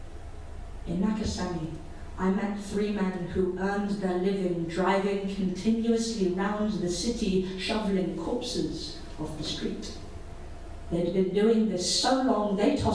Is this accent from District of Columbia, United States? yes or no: yes; Washington, District of Columbia, United States; I grew up in Washington, D.C., and in 2001, I was 16